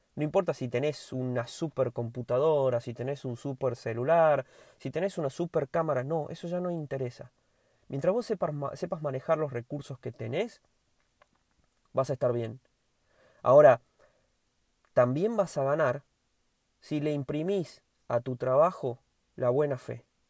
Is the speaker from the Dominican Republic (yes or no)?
no; Argentina